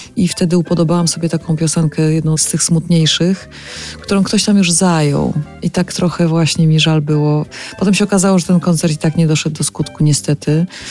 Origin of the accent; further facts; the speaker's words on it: Bielsko-Biała, Silesian Voivodeship, Poland; moved away as an adult; Tam się urodziłam, tam spędziłam dzieciństwo, dorastanie